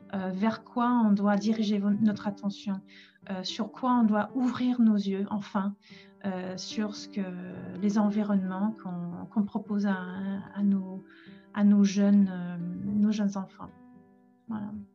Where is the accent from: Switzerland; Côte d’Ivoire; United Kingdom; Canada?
United Kingdom; England; now in Paris, France; je suis anglaise